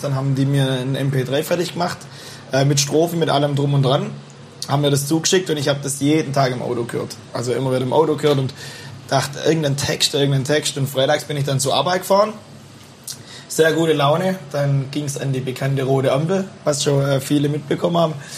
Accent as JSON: {"language": "German", "town": "Bühlertann", "region": "Baden-Württemberg", "country": "Germany", "tie": "born or raised there"}